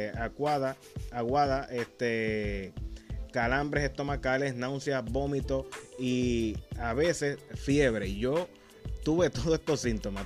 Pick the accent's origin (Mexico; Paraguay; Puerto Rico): Puerto Rico; Humacao; de mi pueblo de Humacao